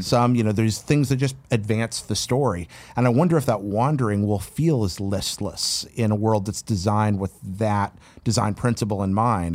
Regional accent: North Carolina, United States; where I grew up in North Carolina

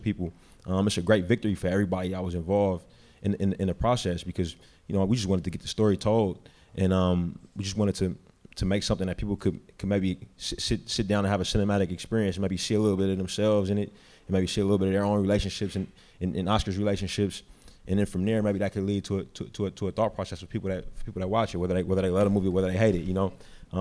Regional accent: Bay Area, California, United States; I'm from the Bay Area. I was born and raised there, been there my whole life

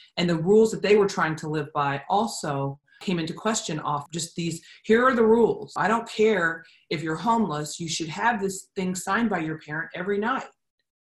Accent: Columbus, United States; I was growing up in Columbus

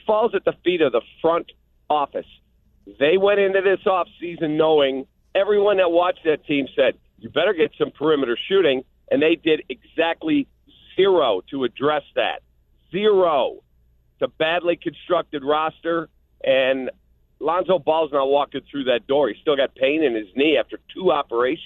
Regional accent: Chicago, Illinois, United States; I grew up in Chicago. It's the way I was raised

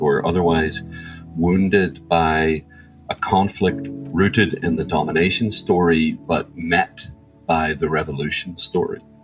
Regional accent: Northern Ireland, United Kingdom; I grew up in Northern Ireland or the north of Ireland.

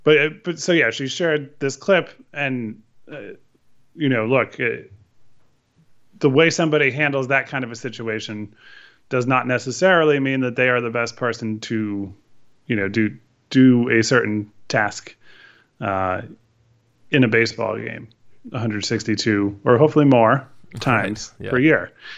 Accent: Connecticut, United States; for me growing up in Connecticut

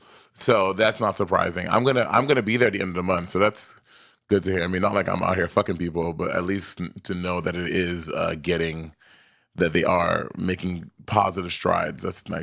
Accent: New York City, New York, United States; I grew up in New York City, and when I first went to high school, it was 2005, was my first year in high school

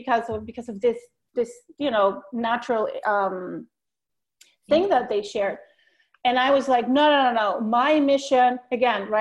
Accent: Bogotá, Colombia; moved away as an adult; also born or lived in New York City, United States; now in Long Island, United States; I was born in Bogota, Colombia

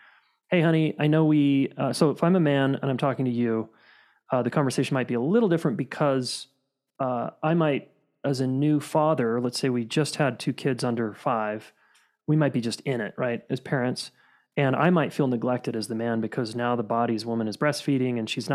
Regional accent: Salt Lake City, Utah, United States; Born and raised in Salt Lake City.

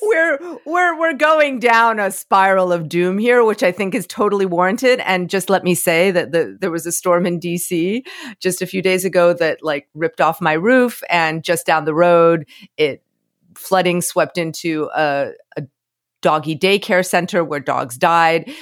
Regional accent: Florida, United States; moved away; I'm from Florida

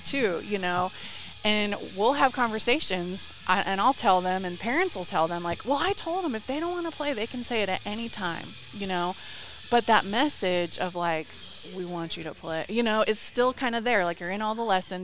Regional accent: Dallas, Texas, United States; moved away; I'm from Dallas originally.

